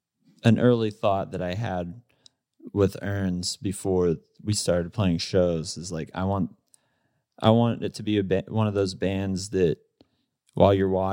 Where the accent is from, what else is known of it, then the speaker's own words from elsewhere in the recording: Pittsburgh, Pennsylvania, United States; We're all from Pittsburgh.